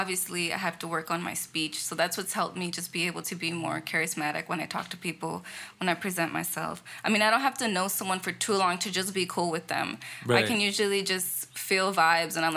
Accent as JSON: {"language": "English", "town": "Victorville", "region": "California", "country": "United States", "tie": "born or raised there", "also_born_or_lived": "Los Angeles, California", "moved": "as an adult", "said": "initially, I grew up in L.A. Up until I was about 11, and that's when I moved to Victorville. And then I moved back to L.A. when I was 18, right after high school"}